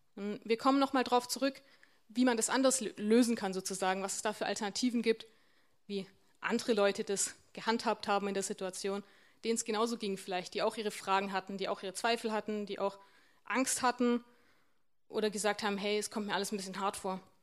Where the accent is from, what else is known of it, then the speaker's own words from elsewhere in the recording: Warmbronn, Baden-Württemberg, Germany; moved away; Ich komme ja aus Wambronn ursprünglich und Wambronn ist jetzt nicht ganz so groß